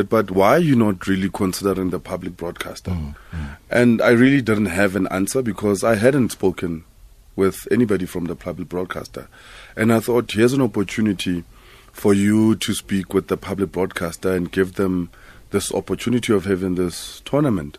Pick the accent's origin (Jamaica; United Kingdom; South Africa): South Africa; as a South African